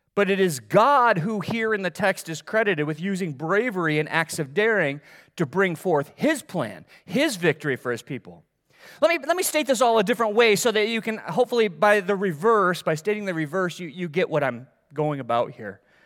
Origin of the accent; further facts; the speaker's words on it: Middleville, Michigan, United States; moved away; I grew up in Middleville